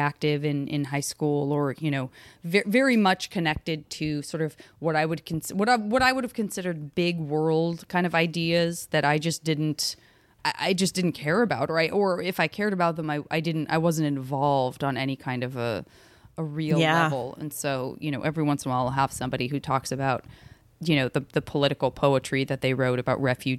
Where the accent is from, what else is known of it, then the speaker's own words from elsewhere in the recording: Arizona, United States; and I'm from Arizona where there are just no autumn leaves.